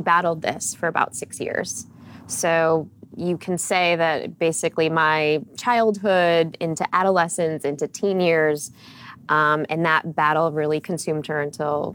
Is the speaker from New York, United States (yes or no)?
no; Chicago, Illinois, United States; born and raised in Chicago